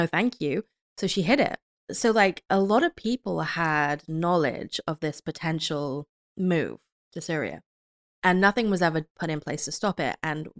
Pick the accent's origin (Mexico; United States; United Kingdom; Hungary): United Kingdom; As a British person